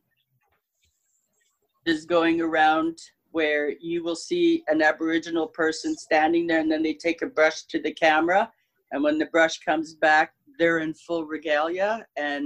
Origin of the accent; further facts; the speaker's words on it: Manitoba, Canada; I'm Métis. I'm a Red River Métis. I'm from Manitoba